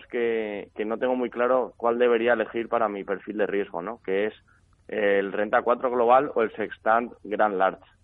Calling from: Madrid, Community of Madrid, Spain; Hola, buenos días. … de Madrid.

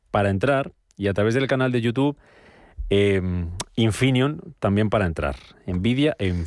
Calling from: Málaga, Andalusia, Spain; Buenos días, soy … de Málaga.

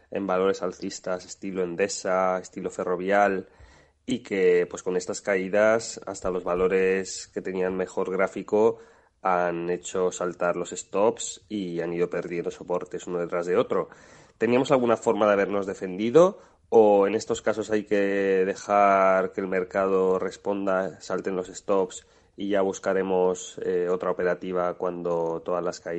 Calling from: Valencia, Valencian Community, Spain; Soy de Valencia y mi pregunta para Alberto es

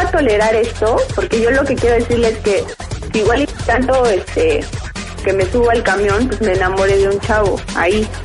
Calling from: Mexico City, Mexico; De aquí del DF, de Vista.

